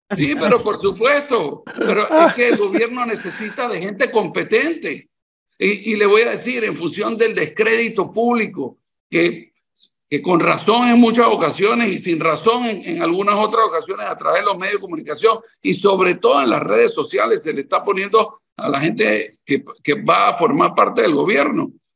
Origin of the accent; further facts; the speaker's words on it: Panama; soy un panameño que tiene tres décadas de estar dedicando buena parte de mi vida al quehacer público